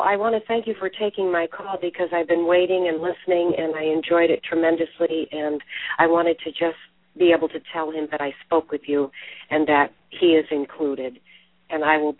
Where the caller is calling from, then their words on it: Connecticut, United States; I'm calling from Connecticut.